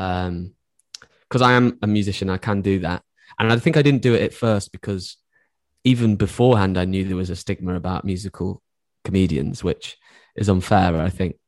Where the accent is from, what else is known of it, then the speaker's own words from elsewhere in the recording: Cheshire / Stoke border, North West England, United Kingdom; I grew up, uh, like, on the borderline of Cheshire and Stoke.